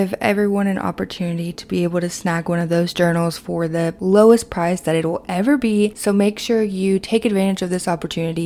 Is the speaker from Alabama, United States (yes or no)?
no; Kentucky, United States; my hometown in Kentucky